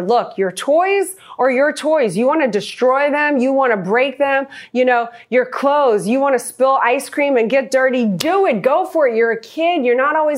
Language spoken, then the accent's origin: English; New Orleans, Louisiana, United States; moved away; I'm a girl from New Orleans that never went to college